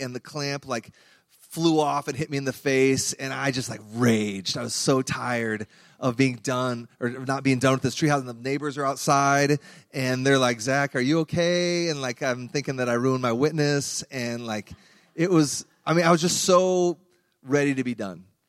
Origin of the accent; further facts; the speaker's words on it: Iowa, United States; I grew up in Iowa